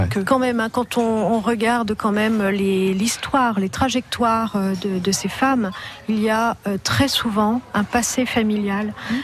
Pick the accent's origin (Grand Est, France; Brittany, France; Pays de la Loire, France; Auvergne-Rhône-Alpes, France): Grand Est, France; Ardennes; je suis des Ardennes